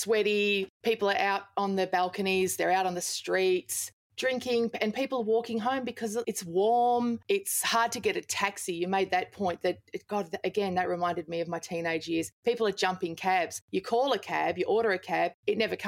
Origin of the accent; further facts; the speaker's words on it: Toowoomba, Queensland, Australia; I grew up in Toowoomba in Queensland